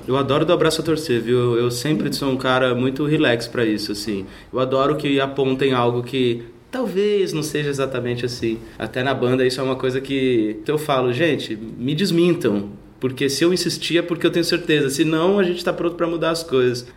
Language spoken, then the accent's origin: Portuguese; Cuiabá, Mato Grosso, Brazil; moved away as an adult; also born or lived in Arapongas, Paraná / Londrina, Paraná / Santa Cruz de la Sierra, Bolivia / La Paz, Bolivia; now in São Paulo, Brazil; nasci em Arapongas, no Paraná. Fui criado em Londrina, depois aos 8 anos me mudei para Cuiabá, passei um tempo na Bolívia, dos 17 para os 18, em Santa Cruz de la Sierra e La Paz, e moro em São Paulo desde os 21